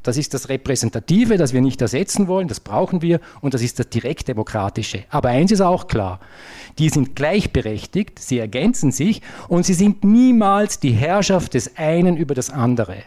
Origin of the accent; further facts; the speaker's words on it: Vorarlberg, Austria; als Vorarlberger